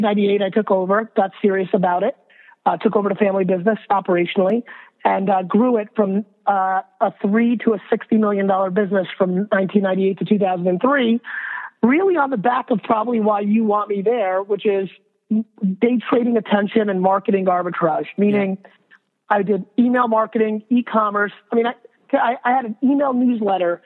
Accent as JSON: {"language": "English", "region": "New Jersey", "country": "United States", "tie": "born or raised there", "also_born_or_lived": "Russia"}